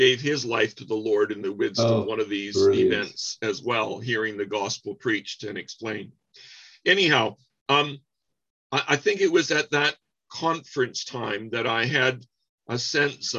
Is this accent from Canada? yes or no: yes; Windsor, Ontario, Canada; I grew up in Windsor, Ontario, Canada.